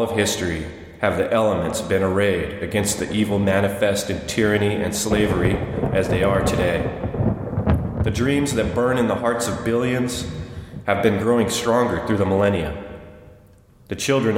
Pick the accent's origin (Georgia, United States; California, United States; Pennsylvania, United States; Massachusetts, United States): California, United States; San Jose; I grew up in the Bay Area in a strange HUD project in a bad neighborhood in the East San Jose foothills